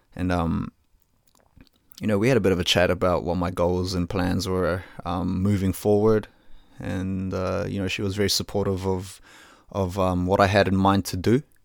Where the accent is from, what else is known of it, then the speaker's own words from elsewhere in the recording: New Zealand; I was born in Aotearoa, New Zealand, to Filipino parents, so I consider myself a Kiwi through and through